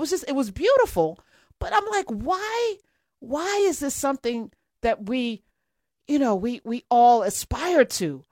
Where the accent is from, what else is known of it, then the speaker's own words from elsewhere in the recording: United States; as an American